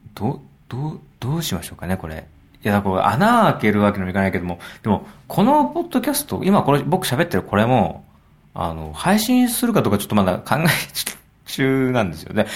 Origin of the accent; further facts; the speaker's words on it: Yokohama, Kanagawa, Japan; 僕の地元横浜